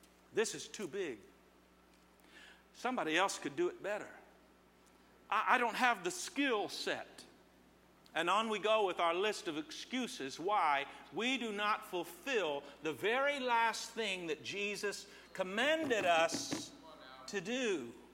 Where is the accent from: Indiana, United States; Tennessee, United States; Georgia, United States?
Indiana, United States; Terre Haute; moved away; I'm from Terre Haute, and every time I say it, they holler back